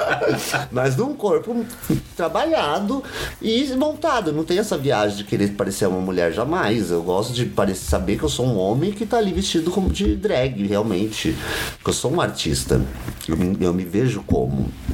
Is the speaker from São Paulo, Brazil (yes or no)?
yes; São Paulo, Brazil; Sou de São Paulo, nascido na Vila Ema